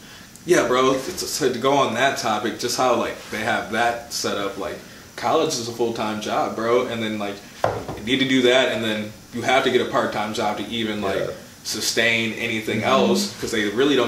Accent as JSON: {"language": "English", "town": "Menomonee Falls", "region": "Wisconsin", "country": "United States", "tie": "born or raised there", "also_born_or_lived": "Milwaukee, Wisconsin", "lives_now": "Oshkosh, United States", "said": "I grew up in Milwaukee until I was like 10. Used to live on Biller"}